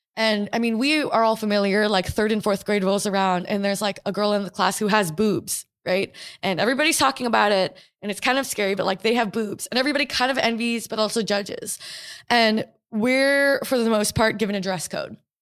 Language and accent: English; Portland, Oregon, United States; I grew up in Portland, Oregon